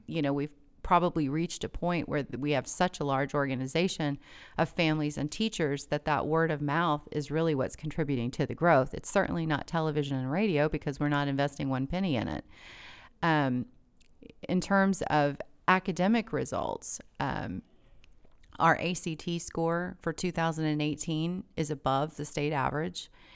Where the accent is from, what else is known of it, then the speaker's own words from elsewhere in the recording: Tulsa, Oklahoma, United States; I was born and raised in Tulsa.